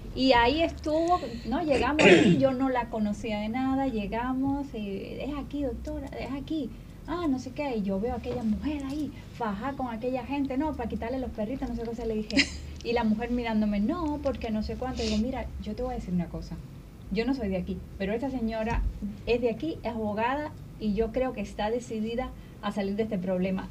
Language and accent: Spanish; Cuba; Y ahí nacimos nosotros en Cuba